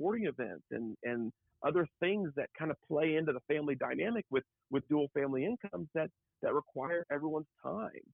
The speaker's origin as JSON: {"language": "English", "town": "Oklahoma City", "region": "Oklahoma", "country": "United States", "moved": "yes", "lives_now": "Kansas City, United States", "said": "I'm from Oklahoma City"}